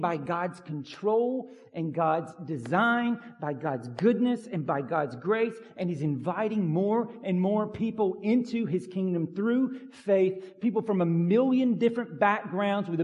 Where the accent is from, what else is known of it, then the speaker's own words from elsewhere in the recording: Pine Log, Georgia, United States; the farm I grew up on in Pine Log